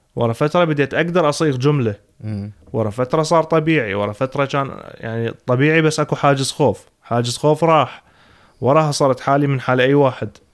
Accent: Iraq; moved away as an adult; now in Sweden; اول ما انتقلت من العراق للسويد

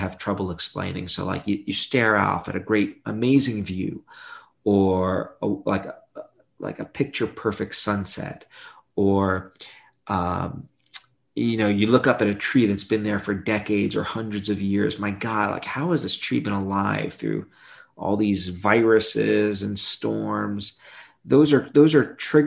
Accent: New York City, New York, United States; I grew up in Brooklyn, New York

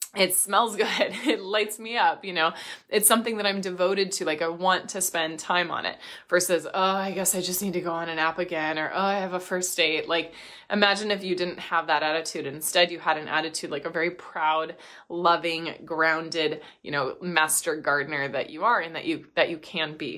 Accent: Midwest, United States; I grew up in the Midwest

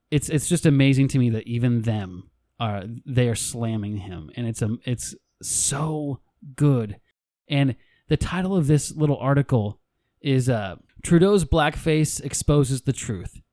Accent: United States; I'm a white male American. I'm an American

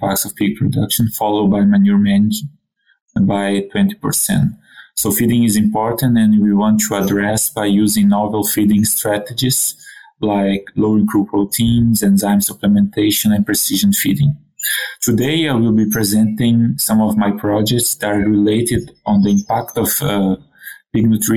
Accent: Brazil; moved away as an adult; also born or lived in Quebec City, Canada; now in Canada; I'm originally from Brazil, born and raised in a pig farm

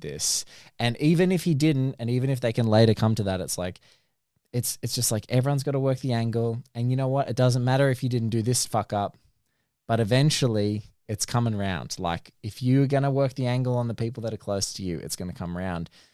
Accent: Australia; speaking as an Australian

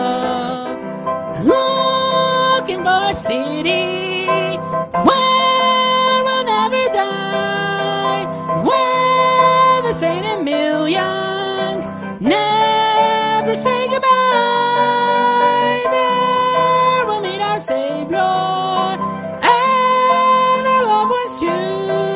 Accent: Salisbury, North Carolina, United States; born or raised there

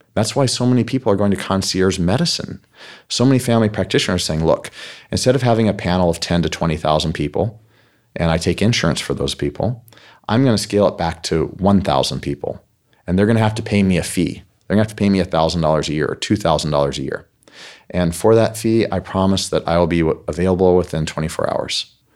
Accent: United States; I'm an American

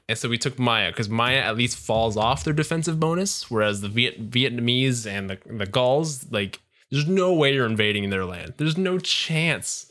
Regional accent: Canada; we're all Canadian here.

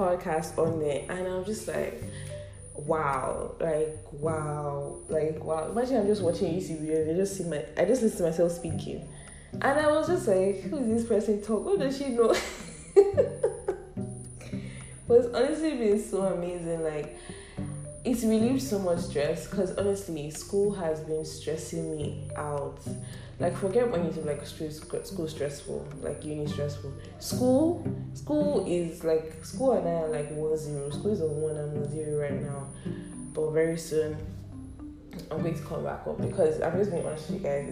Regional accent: Ibadan, Oyo, Nigeria; I am from Oyo State, Ibadan to be precise. I'm Yoruba

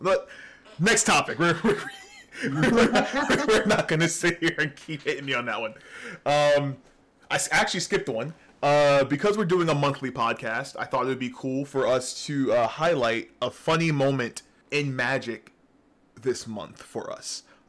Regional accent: New York, United States; accent: northern; now in Georgia, United States; I wasn't born in Georgia. Really? No. I was born in New York.

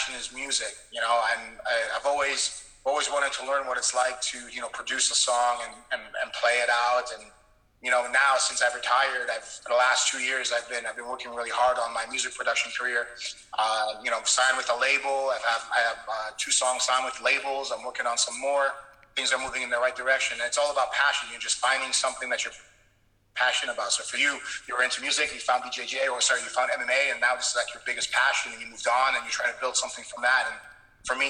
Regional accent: Canada; also born or lived in Poland; I'm Polish, but I was born in Poland, but I spent most of my life in Canada

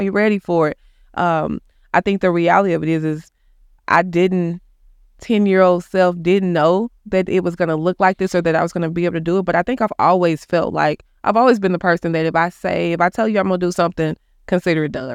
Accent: Dallas, Texas, United States; I grew up in Oak Cliff.

